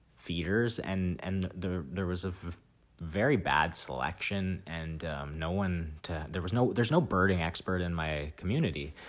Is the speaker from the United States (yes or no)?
no; Vancouver, British Columbia, Canada; moved away as an adult; now in British Columbia interior, Canada; I grew up in Vancouver, um, in the Pacific Northwest